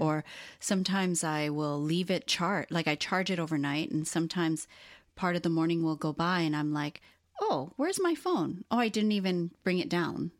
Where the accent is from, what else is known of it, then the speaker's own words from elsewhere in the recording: Hawaii, United States; also born or lived in Los Angeles, United States; now in Portland, United States; being born and raised in Hawaii and then moving to L A was a huge shock